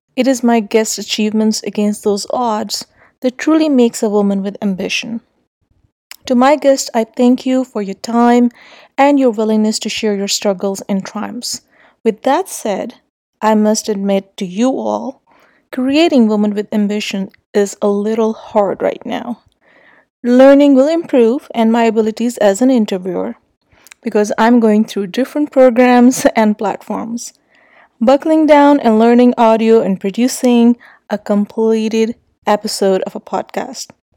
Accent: Islamabad, Islamabad Capital Territory, Pakistan; I grew up in Islamabad

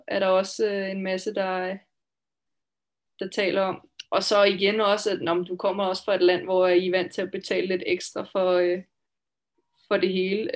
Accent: Denmark; moved away as an adult; also born or lived in Finland; now in Switzerland; jeg kommer altså fra Danmark

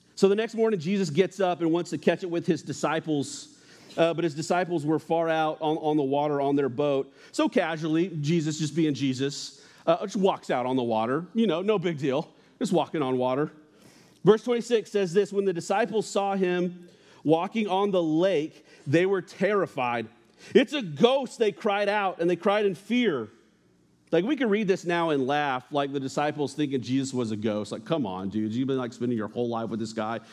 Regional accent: New Mexico, United States; I grew up in New Mexico, uh, and New Mexico backyards, let me tell you, are a little different than Ohio backyards.

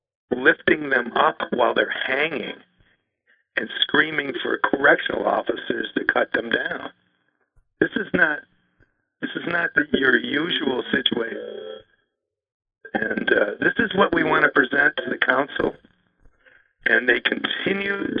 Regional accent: Buffalo, New York, United States; now in New Hampshire, United States; having been born and raised in Buffalo.

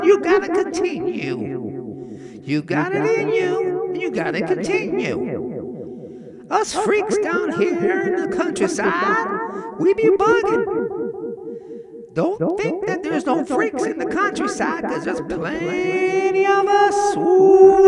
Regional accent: Lorain, Ohio, United States; also born or lived in Florida; I'm from Cleveland, Ohio, in a town called South Lorraine

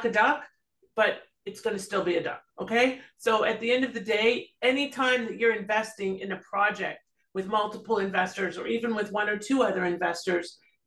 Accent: Toronto, Ontario, Canada; moved away as an adult; now in South Florida, United States; I'm originally from Toronto

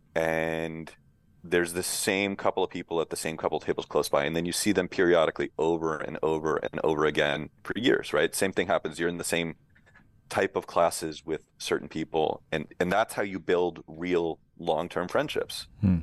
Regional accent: Western Massachusetts, United States; moved away as an adult; also born or lived in Los Angeles; I grew up here in Western Mass.

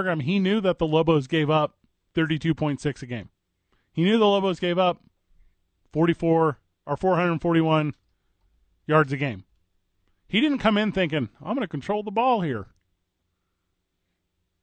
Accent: right outside St. Louis, Illinois, United States; now in Albuquerque, United States; I grew up in Illinois right outside of St. Louis, Missouri

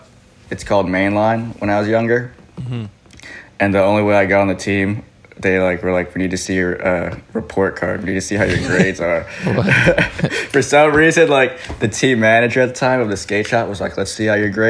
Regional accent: Hawthorne, California, United States; I grew up in Hawthorne, California.

